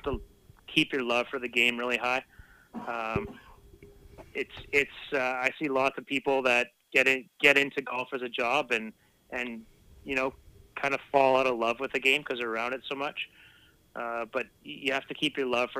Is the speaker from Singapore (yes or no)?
no; Saskatchewan, Canada; now in West Coast; Growing up in Saskatchewan